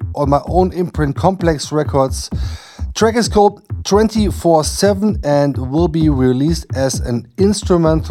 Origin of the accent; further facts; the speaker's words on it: Emmerich, North Rhine-Westphalia, Germany; my hometown Emmerich